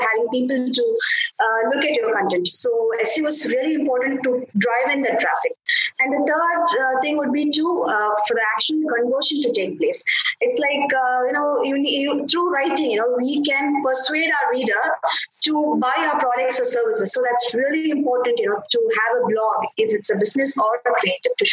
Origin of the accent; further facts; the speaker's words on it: India; I'm from India.